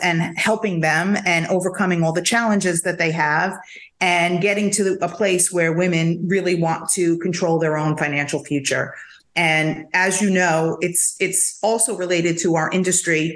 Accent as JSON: {"language": "English", "region": "New York", "country": "United States", "moved": "as an adult", "lives_now": "Florida, United States", "said": "I'm such a New Yorker"}